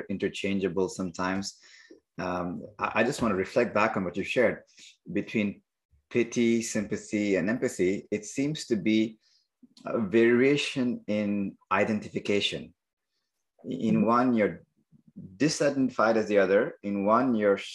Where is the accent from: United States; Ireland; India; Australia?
India; now in Montreal, Canada; I may identify as an Indian-born engineer, yoga teacher, family of three kids living in Montreal